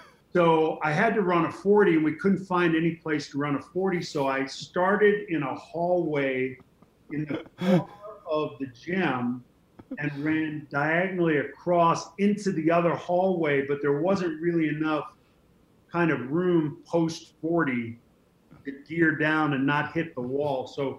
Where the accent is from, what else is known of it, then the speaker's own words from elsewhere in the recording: Boston, Massachusetts, United States; It was a different time. Went through the busing riots. At that point, I was living with my grandmother, my Uncle Mike, and my Aunt Edie.